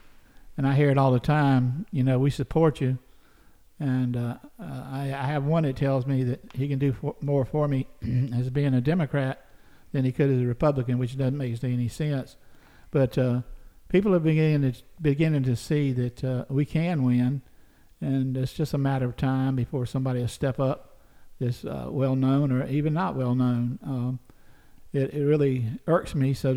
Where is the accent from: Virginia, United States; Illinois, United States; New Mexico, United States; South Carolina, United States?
South Carolina, United States; Kingstree; also born or lived in Clarendon County, South Carolina; I was born in King Street, South Carolina, which is right across the county line in Williamsburg County